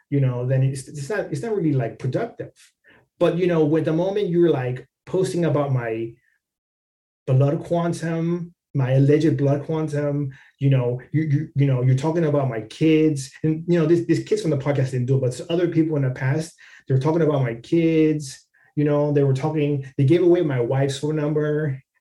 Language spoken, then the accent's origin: English; Mexico; born there; first language es; English is a second language; Even though I was born in Mexico, you know, Spanish was my first language. My family are indigenous people from Mexico